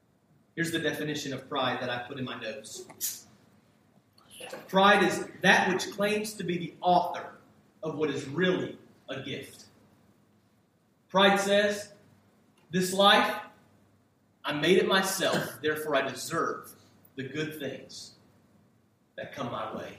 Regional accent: United States; I was born in the United States of America

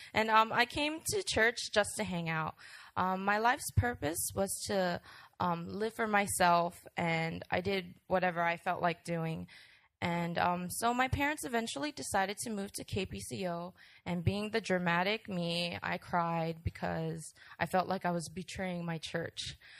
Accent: New York, United States; born there; I was born in New York as the first child of … who brought me up with the truths of Christ by bringing me to church and praying for me daily.

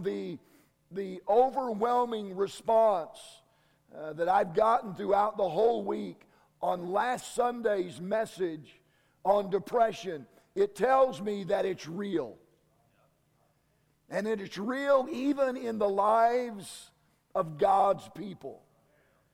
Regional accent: Kansas, United States; I'm from Kansas

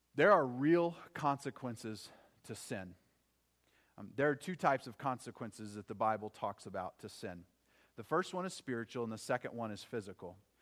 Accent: Oklahoma, United States; growing up in Oklahoma

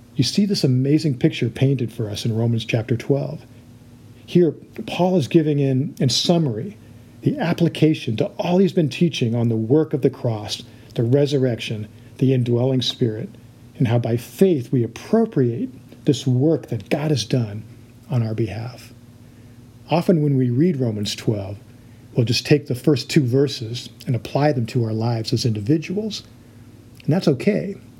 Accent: United States; we as American Christians

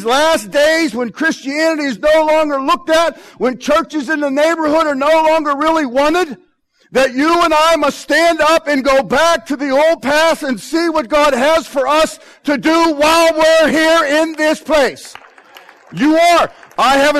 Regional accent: Pittsburgh, Pennsylvania, United States; I'm from Pittsburgh

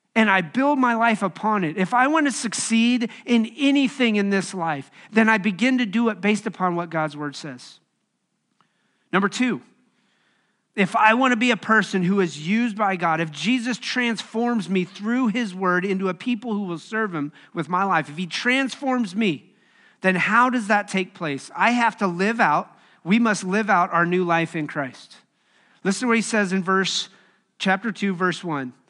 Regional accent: Wyoming, United States; moved away as an adult; also born or lived in Bolivar, Missouri; now in Kansas City, United States; I grew up in Wyoming

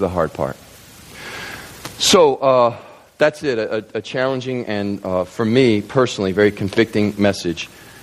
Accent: Kentucky, United States; I grew up in Kentucky, surrounded on three sides by farmlands

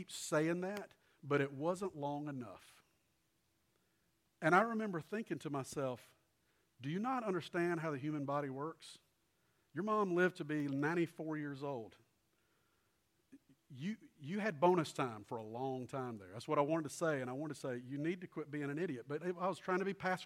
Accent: Columbia, South Carolina, United States; A lady who had lived across the street from me growing up in Columbia and lived there. We moved there when I was tiny

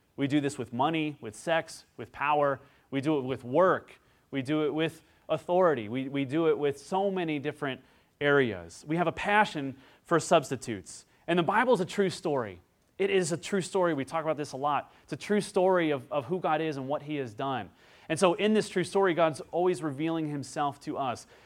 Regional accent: Midwest, United States; growing up in the Midwest

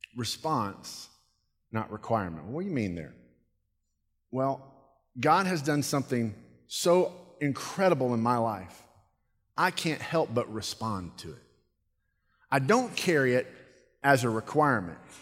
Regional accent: United States; I'm American

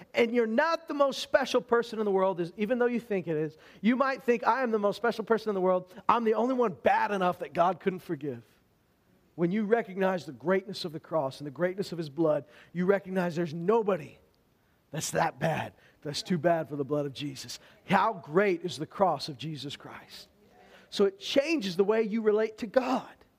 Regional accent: Alberta, Canada; I'm from Alberta, and we don't have a lot of opportunities to practice our French

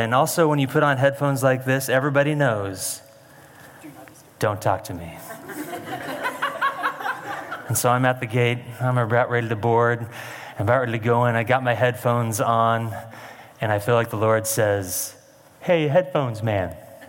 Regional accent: Creswell, Oregon, United States; I was raised in Creswell, Oregon

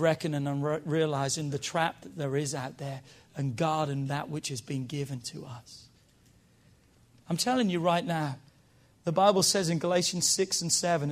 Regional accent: United Kingdom; now in United States; I'm British. I was born in Britain. I just got my American citizenship

